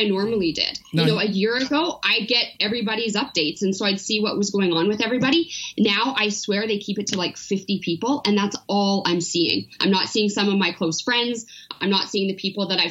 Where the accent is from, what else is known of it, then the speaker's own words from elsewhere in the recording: Powell River, British Columbia, Canada; also born or lived in Vancouver; now in Calgary, Canada; I grew up between Vancouver and a really small town called Paw River on the Sunshine Coast.